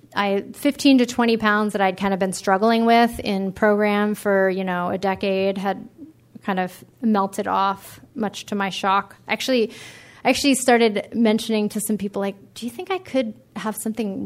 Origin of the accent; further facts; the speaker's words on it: East Coast, United States; now in California, United States; I grew up on the East Coast, and I when I moved to California